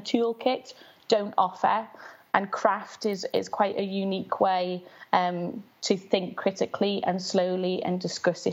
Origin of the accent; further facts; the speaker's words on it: Liverpool, North West England, United Kingdom; I grew up in West Everton, which is a very low-income area in Liverpool, in the 80s